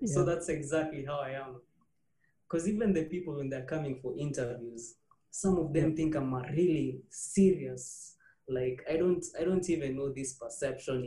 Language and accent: English; Bungoma, Bungoma County, Kenya; now in Nairobi, Kenya; growing up in Bungoma